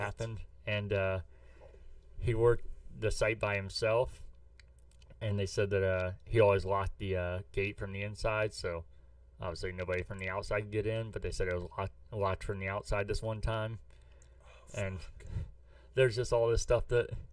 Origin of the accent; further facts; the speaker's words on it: St. Louis, Missouri, United States; I'm from St. Louis